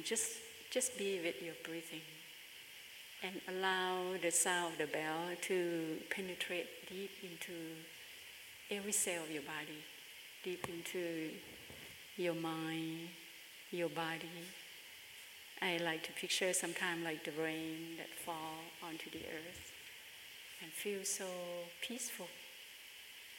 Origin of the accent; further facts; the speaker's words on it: Bangkok, Thailand; moved away; my hometown is in Bangkok in Thailand